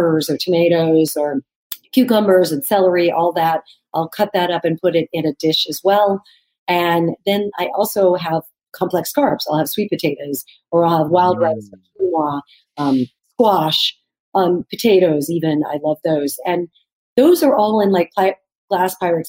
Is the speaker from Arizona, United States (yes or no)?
yes; Arizona, United States; also born or lived in New York; now in Los Angeles, United States; I love Mexican food because of growing up in Arizona